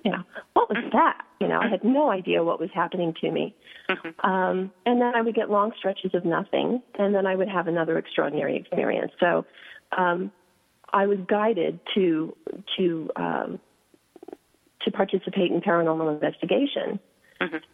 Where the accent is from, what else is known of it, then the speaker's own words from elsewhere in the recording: New York City, New York, United States; I grew up in New York City on the Upper West Side